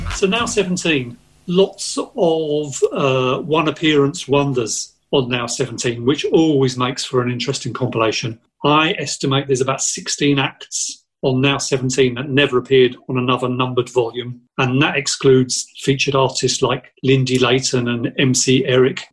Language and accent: English; Southend-on-Sea, East of England, United Kingdom; growing up in Southend